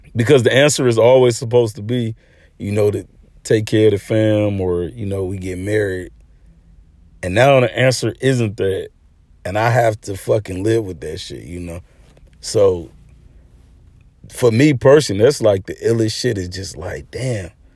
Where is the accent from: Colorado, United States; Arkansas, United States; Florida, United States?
Arkansas, United States; moved away; I'm originally from Arkansas